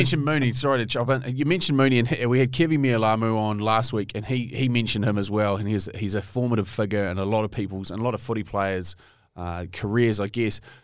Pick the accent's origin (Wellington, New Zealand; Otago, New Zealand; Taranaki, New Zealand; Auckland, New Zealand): Taranaki, New Zealand; I grew up in Taranaki